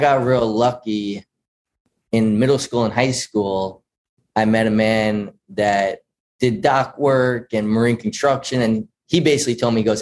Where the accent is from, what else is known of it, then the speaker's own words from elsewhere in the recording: Patchogue, New York, United States; now in Rochester, United States; I'm from Patchogue, New York, which is down on Long Island, not Rochester. I grew up in Patchogue.